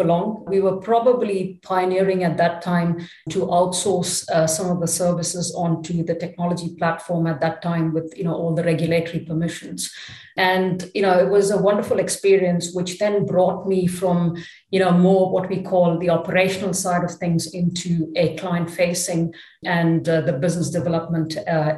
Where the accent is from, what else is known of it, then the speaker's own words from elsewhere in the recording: Chennai, Tamil Nadu, India; moved away as an adult; also born or lived in Paris, France; now in Luxembourg; So I grew up in Chennai. It was called Madras in those days. So that's where, you know, I went through all my education